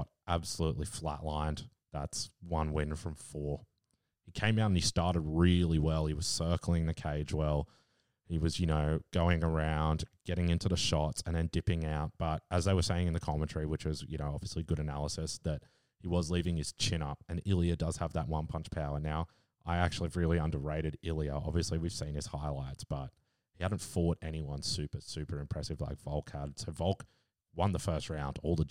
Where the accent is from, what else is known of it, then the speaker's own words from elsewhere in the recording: Australia; As an Aussie